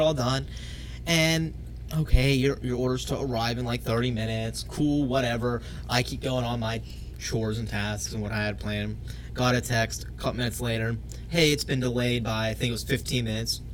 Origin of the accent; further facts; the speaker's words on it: South Georgia, United States; growing up in South Georgia